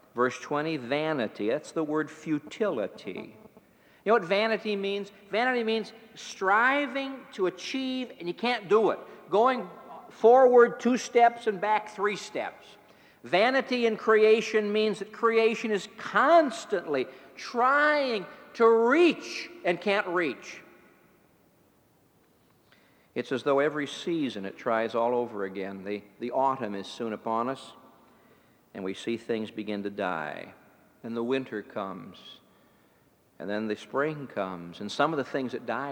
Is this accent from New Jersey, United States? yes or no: no; East Chicago, Indiana, United States; moved away; I grew up in East Chicago, Indiana